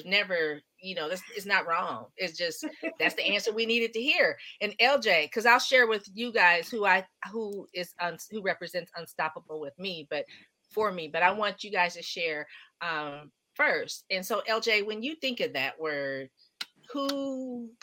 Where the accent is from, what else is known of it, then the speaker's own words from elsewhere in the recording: Palo Alto, California, United States; growing up in Palo Alto going to school